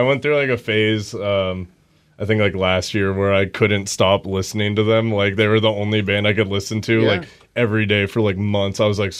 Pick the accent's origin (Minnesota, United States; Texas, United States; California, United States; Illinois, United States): California, United States; Bay Area; moved away as an adult; now in Pacific Northwest, United States; I'm from the Bay Area.